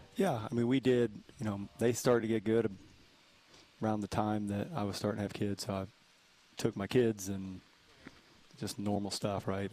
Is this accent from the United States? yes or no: yes; East Coast, United States; moved away; also born or lived in Dallas; I grew up on the East Coast